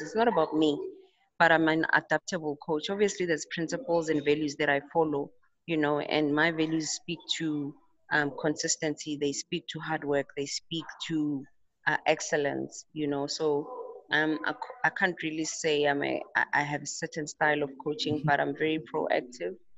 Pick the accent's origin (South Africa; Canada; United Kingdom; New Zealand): South Africa; Tembisa, Gauteng; also born or lived in Pretoria; in high school, I played for a team in Tembisa um, where I lived with my parents.